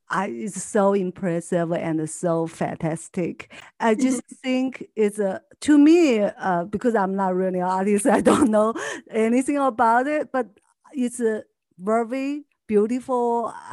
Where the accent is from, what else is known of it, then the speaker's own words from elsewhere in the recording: Argentina; English is a second language; moved away as an adult; now in Los Angeles, United States; I'm from Argentina.